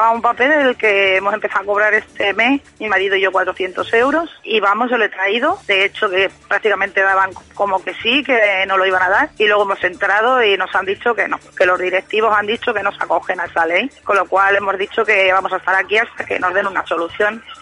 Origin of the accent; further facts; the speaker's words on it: Spain; porque somos muchos españoles lo que tenemos esa situación